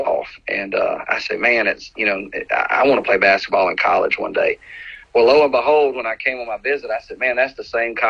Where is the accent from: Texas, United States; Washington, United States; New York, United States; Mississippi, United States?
Mississippi, United States; Meridian; also born or lived in Hattiesburg, Mississippi; I'm an only child, born and raised. I was born in Hattiesburg, but raised in Meridian